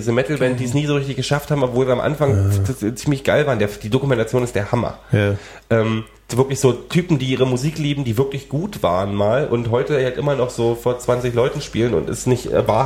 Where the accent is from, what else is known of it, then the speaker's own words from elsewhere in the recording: Frankfurt, Germany; in meiner Stadt, wo ich aufgewachsen bin, in Frankfurt